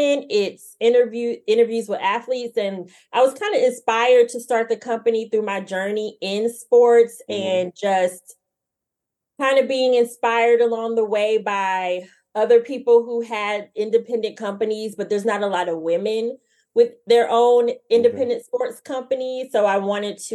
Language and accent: English; Jacksonville, Florida, United States; moved away as an adult; now in Washington, D.C. area, United States; I was born and raised in Jacksonville